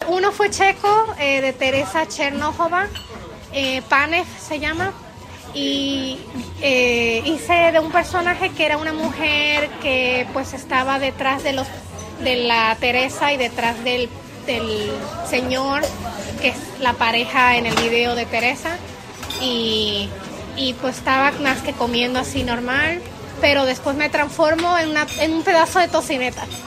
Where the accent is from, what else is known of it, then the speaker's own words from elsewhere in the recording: Puerto Rico; moved away as an adult; also born or lived in Mexico; now in Prague, Czechia; Nací en México y estuve ahí hasta los ocho años y después nos fuimos a vivir a Puerto Rico